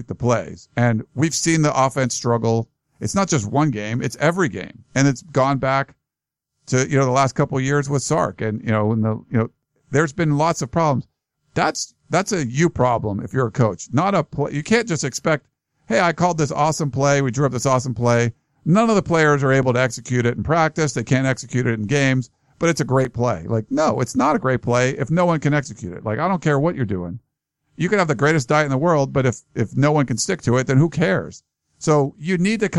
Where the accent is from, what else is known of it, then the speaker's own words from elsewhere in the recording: Beaver Falls, Pennsylvania, United States; moved away; I'm originally from Western Pennsylvania. Beaver Falls, where Joe Namath grew up too